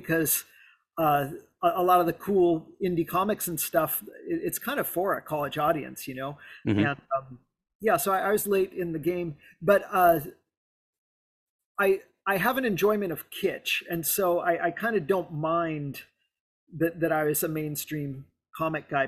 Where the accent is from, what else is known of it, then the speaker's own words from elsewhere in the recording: South Lake Tahoe, California, United States; I grew up in South Lake Tahoe